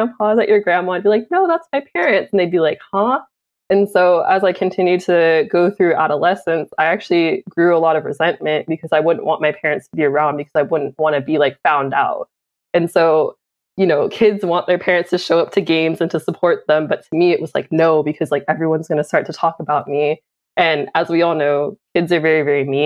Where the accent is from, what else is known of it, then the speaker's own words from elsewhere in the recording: Oakland, California, United States; I was born in Oakland in the Bay Area, born and raised where my family is from